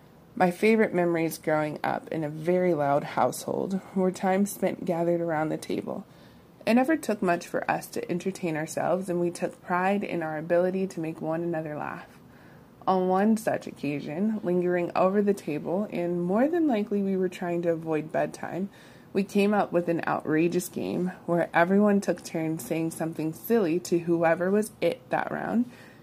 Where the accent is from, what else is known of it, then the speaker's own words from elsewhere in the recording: Columbus, Ohio, United States; also born or lived in Michigan / California / Texas; I'm from Columbus, Ohio, but I've lived in several states, including Michigan, California, and most recently, Texas.